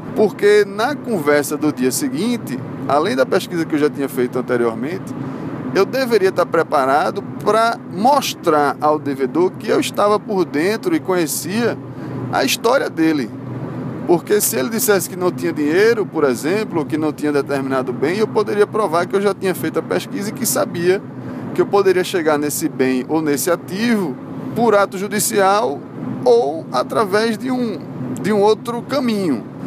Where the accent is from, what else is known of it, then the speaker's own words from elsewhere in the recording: Recife, Pernambuco, Brazil; accent: recifense; moved away as an adult; also born or lived in Salvador, Bahia; o meu sotaque é um sotaque bastante recifense, né? Eu morava em Salvador, mas não precisava dizer isso para todo mundo. O que é que eu fazia sempre? A pessoa percebia logo pelo meu sotaque que eu era de Recife, que eu sou de Recife